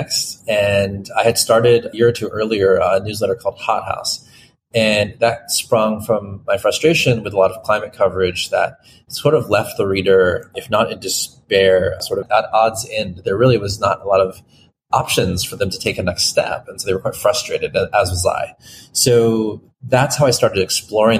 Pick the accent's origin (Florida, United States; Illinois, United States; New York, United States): Florida, United States; moved away; I grew up there